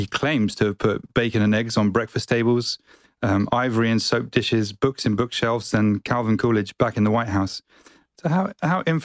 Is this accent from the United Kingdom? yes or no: yes; United Kingdom; So I'm British